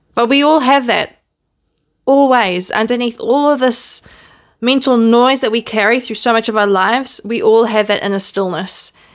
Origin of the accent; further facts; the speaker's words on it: New Zealand; accent: Kiwi; also born or lived in Netherlands; I was born in Holland. So you may still hear a smidgen of my Dutch accent, but for most foreigners, I probably sound like a Kiwi because I was raised in New Zealand.